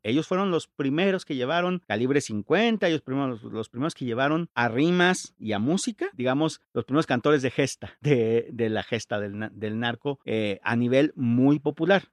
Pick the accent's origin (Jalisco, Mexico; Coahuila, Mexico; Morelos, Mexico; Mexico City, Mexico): Mexico City, Mexico; Yo soy de la Ciudad de México, pero todos mis amigos de ese tiempo eran, eran de Tijuana